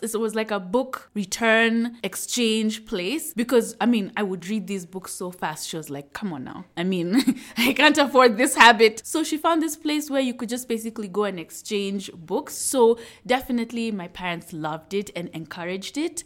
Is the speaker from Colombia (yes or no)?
no; Nairobi, Kenya; I'm from Nairobi, Kenya. So I grew up in a neighborhood in Upper Hill